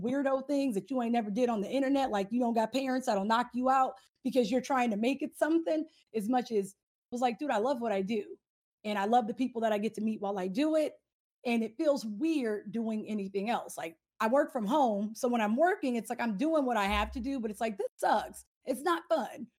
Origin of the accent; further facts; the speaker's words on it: Southern California, United States; I am from SoCal